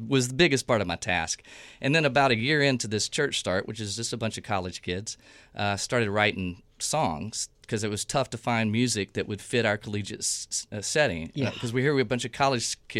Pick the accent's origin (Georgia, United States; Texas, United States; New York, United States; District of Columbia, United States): Texas, United States; East; moved away as an adult; also born or lived in Atlanta; what I grew up under in Southern Baptist East Texas